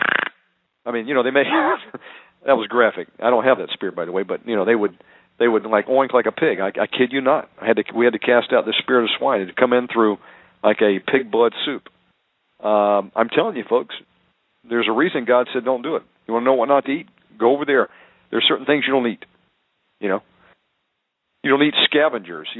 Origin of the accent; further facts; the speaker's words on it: Deep South, United States; I was raised in the Deep South